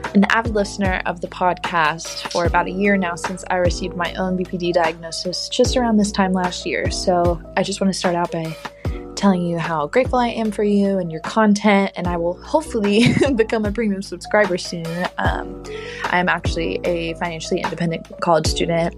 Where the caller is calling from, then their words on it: Dallas, Texas, United States; I'm calling from Dallas, Texas